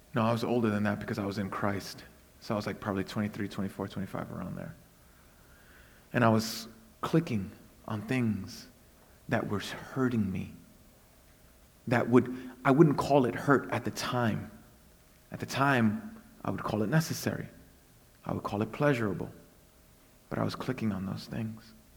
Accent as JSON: {"language": "English", "town": "New York City", "region": "New York", "country": "United States", "tie": "born or raised there", "said": "I was born and raised in Brooklyn, but I'm also a missionary to Brooklyn."}